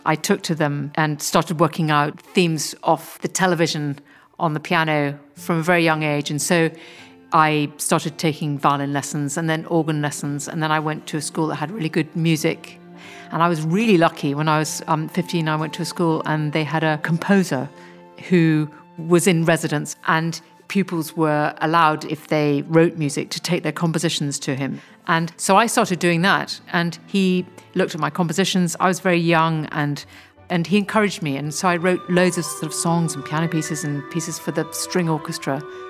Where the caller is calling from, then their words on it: South East England, United Kingdom; I'm speaking from West Sussex, which is about 50 miles sort of southwest of London.